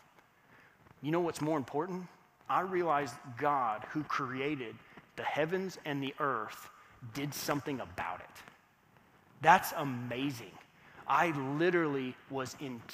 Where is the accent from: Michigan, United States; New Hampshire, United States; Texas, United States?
Texas, United States; Fort Worth; moved away; I grew up in Fort Worth, Texas